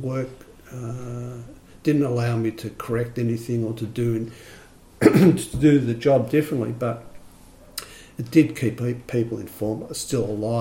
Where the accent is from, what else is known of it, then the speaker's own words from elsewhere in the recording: Australia; as an Australian, you know, wasn't used to speaking a second language